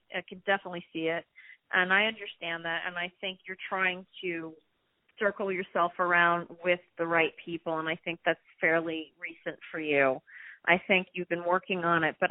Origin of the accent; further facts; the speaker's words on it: New York City, New York, United States; I grew up in Manhattan